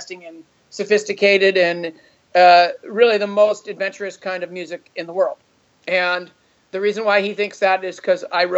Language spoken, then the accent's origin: English; Los Altos, California, United States; I grew up here in Los Altos.